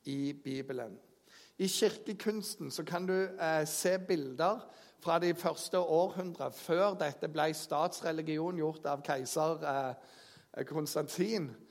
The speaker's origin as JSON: {"language": "Norwegian", "area": "Jæren", "region": "Rogaland", "country": "Norway", "said": "jeg kommer fra Jæren"}